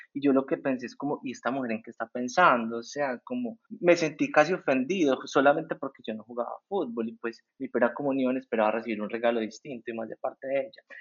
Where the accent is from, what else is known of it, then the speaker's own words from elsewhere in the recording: El Santuario, Antioquia, Colombia; now in Medellín, Colombia; yo no crecí en Medellín, sino en un pueblo en el oriente que se llama El Santuario